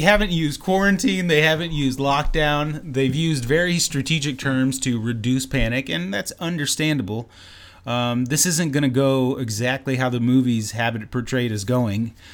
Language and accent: English; Canada; I'm Canadian